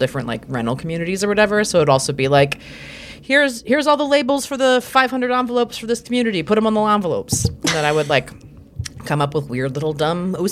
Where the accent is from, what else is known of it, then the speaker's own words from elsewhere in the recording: near Annapolis, Maryland, United States; we grew up near Annapolis.